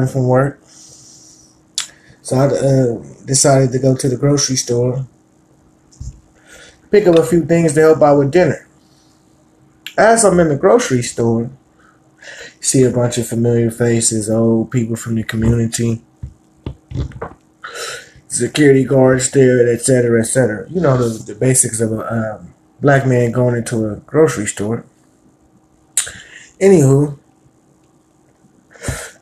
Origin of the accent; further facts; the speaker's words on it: San Francisco, California, United States; I was born and raised in Hunters Point, San Francisco, California